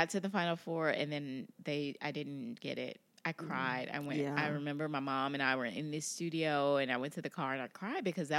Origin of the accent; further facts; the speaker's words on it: Indianapolis, Indiana, United States; also born or lived in Gary; I'm from Indianapolis originally, from Gary, Indiana, and then I grew up in Indianapolis.